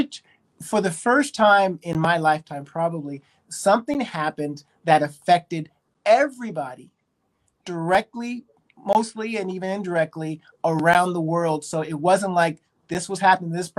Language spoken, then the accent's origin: English; Berkeley, California, United States; also born or lived in Japan; I was born in Berkeley, California, so I'm a Bay Area kid